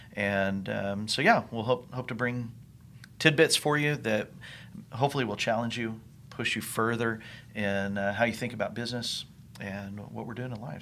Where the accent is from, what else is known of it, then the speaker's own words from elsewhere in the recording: New Mexico, United States; also born or lived in Texas / Colorado; now in Indiana, United States; I grew up in the Southwest in New Mexico